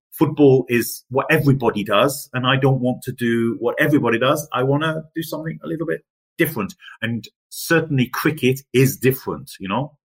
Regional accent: England, United Kingdom; now in Germany; myself as an Englishman

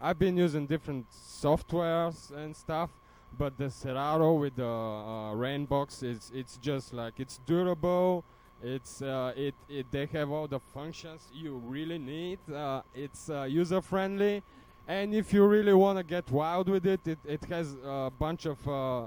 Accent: Bulgaria; accent: Bulgarian; English is a second language; moved away; also born or lived in Germany; My accent is Bulgarian because I'm from Bulgaria. I used to live in Germany, too

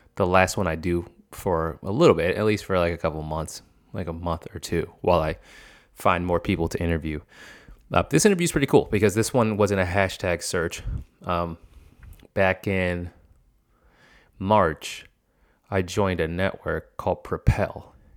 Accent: the North, United States; also born or lived in Boston; I'm from the north

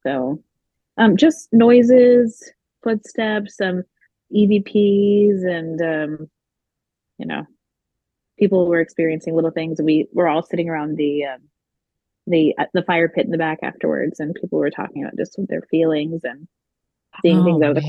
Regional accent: Cape Cod, Massachusetts, United States; I grew up here on the Cape and um, my my whole family's here

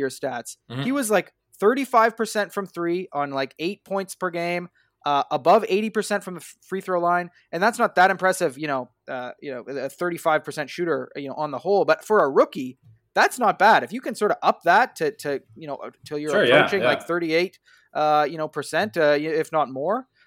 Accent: Canada; I'm a Canadian basketball fan

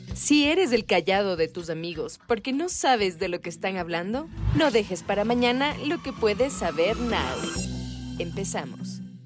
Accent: Ecuador; como ecuatorianos

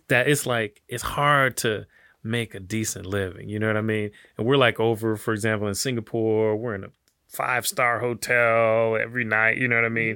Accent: Detroit, Michigan, United States; now in Miami, United States; I grew up in Detroit

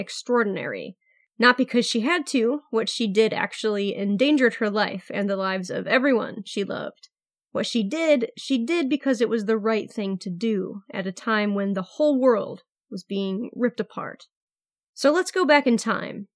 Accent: United States; accent: American; my American accent

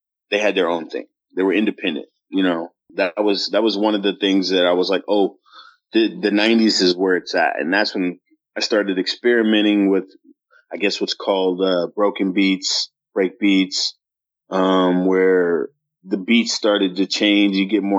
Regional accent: Dallas, Texas, United States; accent: Minnesota; growing up in Dallas was kind of hard as a youngster, because, you know, I've got this Minnesota accent where I just speak a little bit more proper, I guess, than most people down here are used to.

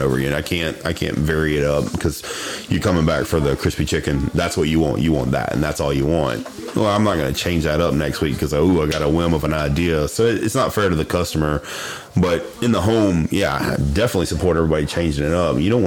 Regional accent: Mobile, Alabama, United States; also born or lived in Gulfport, Mississippi; I was born in Gulfport, but raised in Mobile.

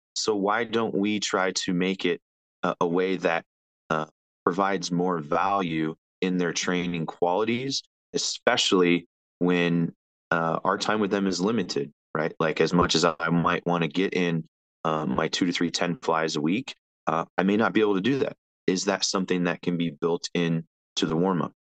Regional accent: Las Vegas, Nevada, United States; moved away as an adult; also born or lived in San Diego; I grew up in Las Vegas, Nevada.

